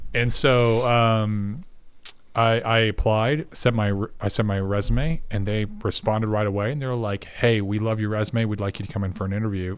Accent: Tennessee, United States; now in Dallas, United States; I'm a, believe it or not, a six foot seven, half Puerto Rican that grew up in Tennessee.

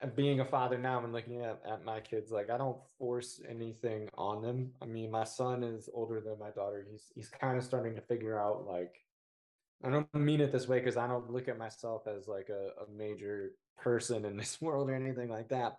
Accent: Indiana, United States; I'm from what I consider to be a very small town in Indiana

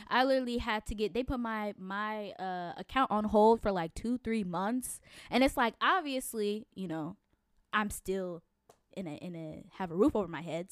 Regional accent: Connecticut, United States; moved away; I'm originally from Connecticut.

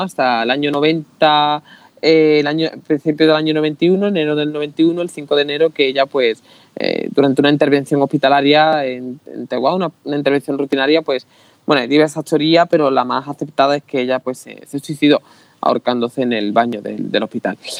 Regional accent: Utrera, Andalusia, Spain; yo soy de Utrera, en pueblo de Sevilla

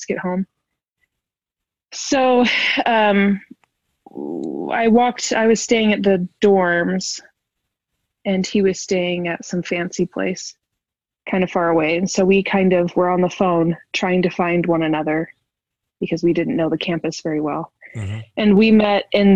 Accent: Wisconsin, United States; I'm from Wisconsin

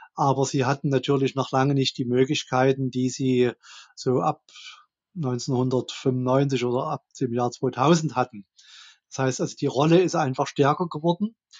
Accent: Dresden, Saxony, Germany; ich komme aus Dresden. Hier ist auch mein Wahlkreis

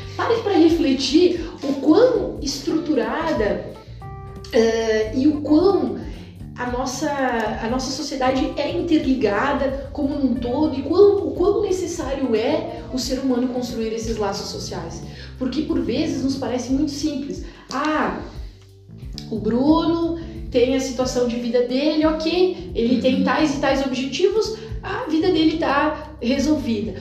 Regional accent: Muçum, Rio Grande do Sul, Brazil; eu venho de uma, uma pequena cidade do Vale do Taquari, de 5 mil habitantes, eh, crescida em família tipicamente descendente de italiano

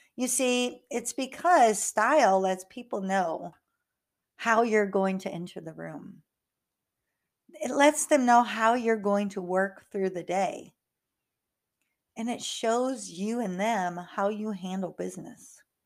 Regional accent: North Iowa, United States; now in Houston, United States; I grew up in North Iowa

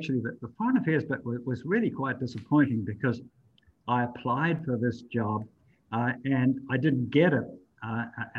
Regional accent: New Zealand; moved away; I grew up in New Zealand.

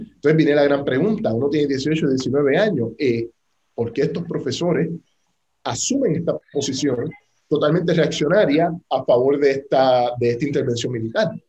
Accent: Puerto Rico; A los puertorriqueños

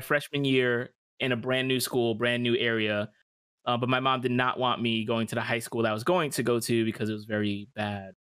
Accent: New York City, New York, United States; also born or lived in Westchester, New York; now in Florida, United States; I'm from New York, and in New York, we, we move around a lot

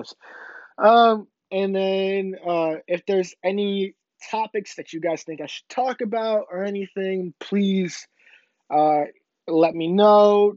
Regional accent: Illinois, United States; moved away; my hometown in Illinois

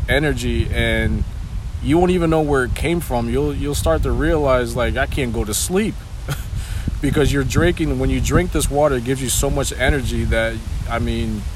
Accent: Meriden, Connecticut, United States; also born or lived in New Hampshire; I live in Meriden right now, and I've lived here all my life. I grew up here, went to Maloney High School.

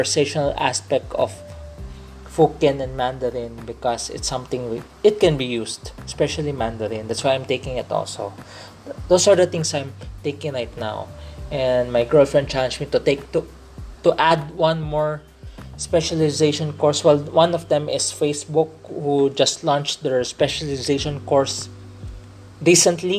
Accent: Philippines; I'm a Filipino. I speak in Tagalog. Well, because in this podcast, I speak in English. Pero tunay na Pilipino ako. I'm a real Filipino. So, growing up here, so my dad grew up here and I grew up here.

